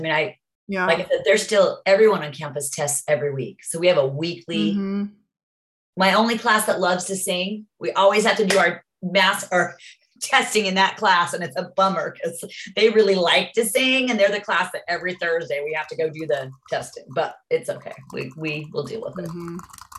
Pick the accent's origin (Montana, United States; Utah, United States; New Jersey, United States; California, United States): Utah, United States; well, I'm from Utah.